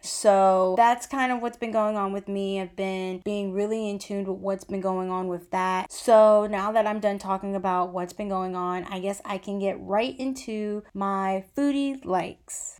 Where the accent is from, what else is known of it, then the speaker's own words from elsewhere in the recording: United States; we are Americans